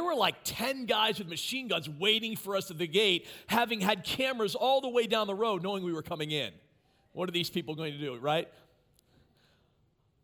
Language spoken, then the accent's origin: English; Maryland, United States; moved away as an adult; now in Mansfield, United States; I was pastoring a church in my hometown in Maryland